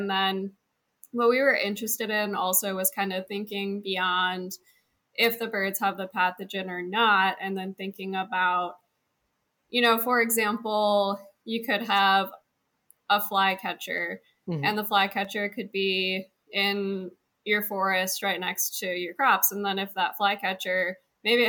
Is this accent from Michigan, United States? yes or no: yes; Lenawee County, Southeast Michigan, United States; moved away as an adult; also born or lived in Ohio / Washington / Georgia; I'm from Southeast Michigan, Lenawee County, and then I've been gone a while.